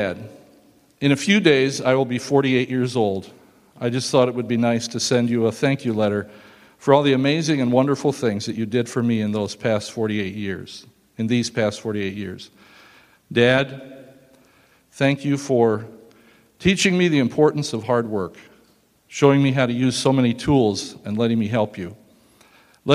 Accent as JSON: {"language": "English", "region": "Nebraska", "country": "United States", "tie": "born or raised there", "said": "I started in Germany and I was born here in the United States"}